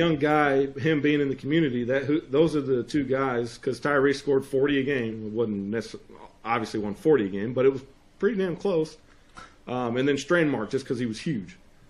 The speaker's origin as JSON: {"language": "English", "town": "Bloomington", "region": "Illinois", "country": "United States", "tie": "born or raised there", "said": "other than being from my hometown"}